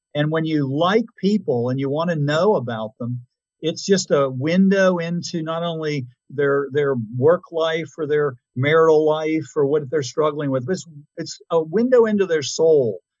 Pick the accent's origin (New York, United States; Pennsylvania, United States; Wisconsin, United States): Pennsylvania, United States; Pittsburgh; moved away; I was really originally from Pittsburgh.